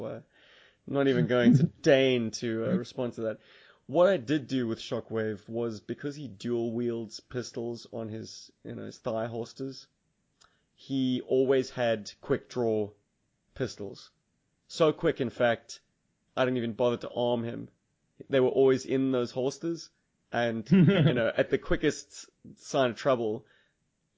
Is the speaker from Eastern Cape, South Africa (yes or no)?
no; Cape Town, Western Cape, South Africa; there's a specific part of Main Road in my hometown